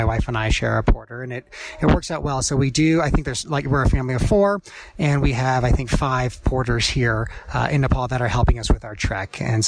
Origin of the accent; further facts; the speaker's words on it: Midwest, United States; And then where I grew up in the Midwest, you know, my outdoor adventure was kind of the KOA campground.